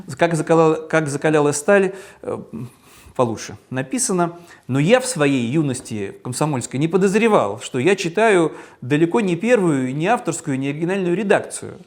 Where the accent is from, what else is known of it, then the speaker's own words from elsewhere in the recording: Saint Petersburg, Russia; в моем родном городе